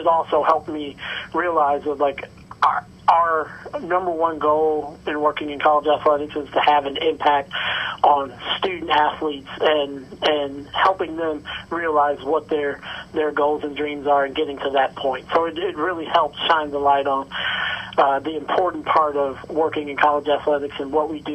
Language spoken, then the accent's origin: English; Evanston, Illinois, United States; I grew up in Evanston